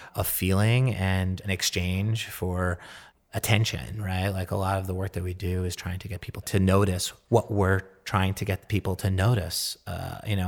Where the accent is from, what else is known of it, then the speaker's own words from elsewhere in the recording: New York, United States; growing up in New York and being a New Yorker